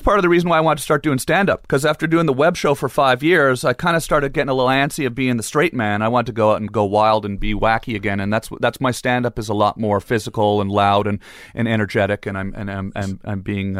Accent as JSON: {"language": "English", "town": "Ottawa", "region": "Ontario", "country": "Canada", "said": "I'm from Ottawa, and I'm a little upset about this, and I'm Canadian. I want to show you how Canadians play hockey."}